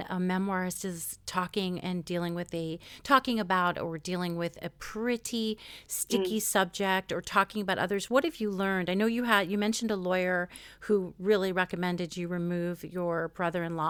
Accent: United States; as an American

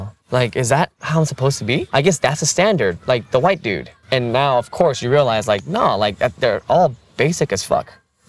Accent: New York City, New York, United States; also born or lived in Korea; growing up in Elmhurst, in Queens, people of color were the majority. Like, white people were the minority. In Elmhurst, at least.

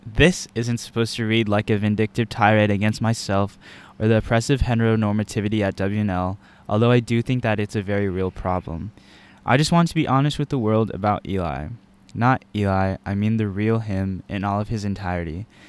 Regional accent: Texas, United States; moved away as an adult; now in Virginia, United States; I'm from Texas

